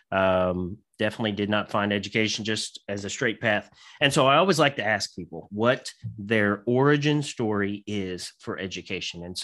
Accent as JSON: {"language": "English", "region": "Scotland", "country": "United Kingdom", "said": "I'm I'm obviously Scottish as well"}